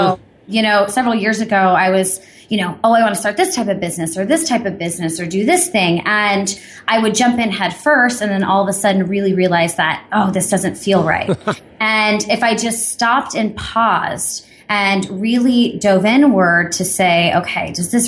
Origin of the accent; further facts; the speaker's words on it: Midwest, United States; Okay, so I was born and raised in the Midwest, but I always felt a little bit different.